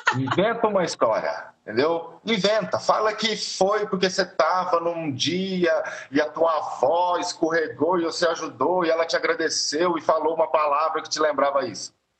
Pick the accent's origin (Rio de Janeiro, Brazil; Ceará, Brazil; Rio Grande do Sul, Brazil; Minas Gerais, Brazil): Minas Gerais, Brazil; now in São Paulo, Brazil; eu sou mineiro e a banda era todo mundo morava em Minas